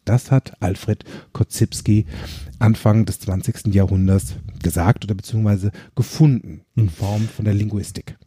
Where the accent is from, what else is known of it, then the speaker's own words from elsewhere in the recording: Germany; bei uns in Deutschland